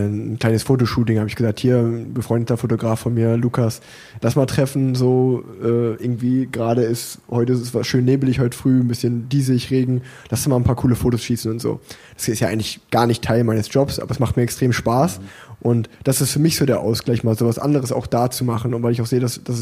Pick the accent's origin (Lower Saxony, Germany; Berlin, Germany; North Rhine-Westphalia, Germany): North Rhine-Westphalia, Germany; Unna; born there; now in Cologne, Germany; Ich meine, als gebürtiger Uneraner, das liegt ja eigentlich äh